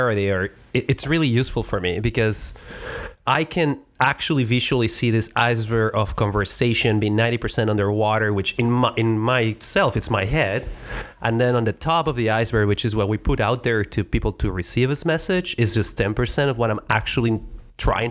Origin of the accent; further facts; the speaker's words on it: Mexico; first language Spanish; English is a second language; moved away as an adult; now in United States; I am not from the United States. I came to the United States from Mexico, so my first language was always Spanish